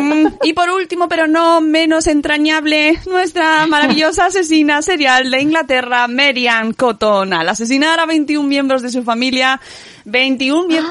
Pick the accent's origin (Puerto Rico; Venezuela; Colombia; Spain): Spain; Extremadura; mi pueblo está en Extremadura